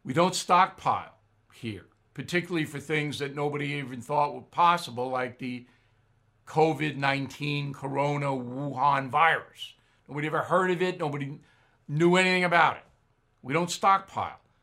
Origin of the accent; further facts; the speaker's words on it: United States; as an American